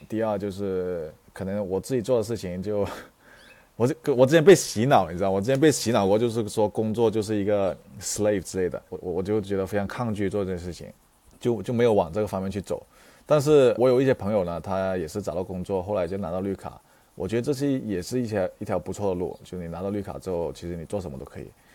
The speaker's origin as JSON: {"language": "Chinese", "town": "Yunfu", "region": "Guangdong", "country": "China", "tie": "born or raised there", "also_born_or_lived": "Indiana, United States / California, United States", "moved": "yes", "lives_now": "Vancouver, Canada", "said": "我们家族就是有这种做生意的这， 广东人嘛，就是做生意这种， 这种传统"}